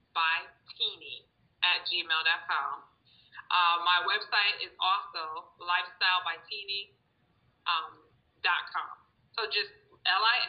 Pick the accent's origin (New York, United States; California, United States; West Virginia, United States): New York, United States; Nyack; moved away; I'm from Nyack, New York